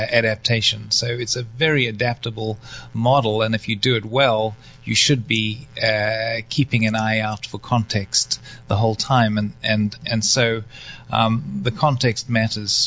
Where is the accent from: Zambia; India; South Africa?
South Africa; also born or lived in North Carolina, United States; now in United States; go back to my home country, which is South Africa